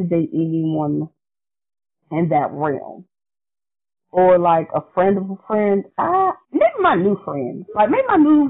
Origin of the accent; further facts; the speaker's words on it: Lumberton, North Carolina, United States; I'm from Lumberton, so I can say it.